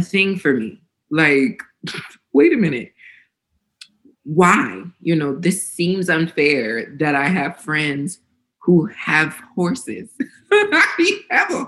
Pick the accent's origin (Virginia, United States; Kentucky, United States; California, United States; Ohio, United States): Ohio, United States; Northeast; I grew up in Northeast Ohio in this predominantly white space